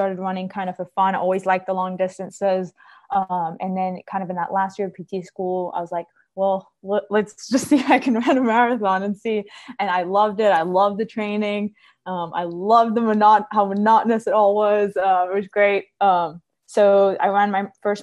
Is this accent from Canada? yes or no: no; Cyprus; moved away as an adult; also born or lived in Charleston, South Carolina / North Carolina; now in Columbia, United States; I'm originally from Cyprus, the island Cyprus, not Cyprus, California, in the Mediterranean.